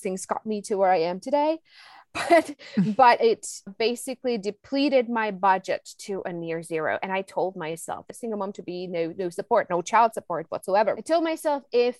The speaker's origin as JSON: {"language": "English", "country": "Czechia", "moved": "yes", "said": "I'm originally from the Czech Republic"}